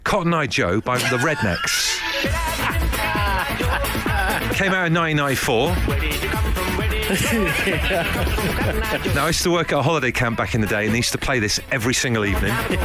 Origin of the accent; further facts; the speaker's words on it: Devon, South West England, United Kingdom; I'm from Devon, so it's next door.